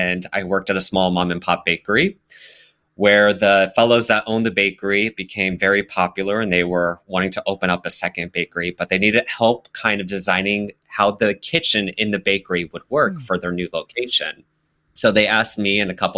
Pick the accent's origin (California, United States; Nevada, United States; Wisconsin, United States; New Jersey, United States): Nevada, United States; Las Vegas; now in Brooklyn, United States; I grew up in Las Vegas, where there were absolutely no brownstones